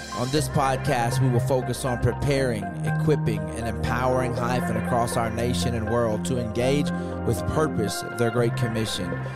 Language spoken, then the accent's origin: English; North Mississippi, United States; I'm from North Mississippi, and we don't see snow very much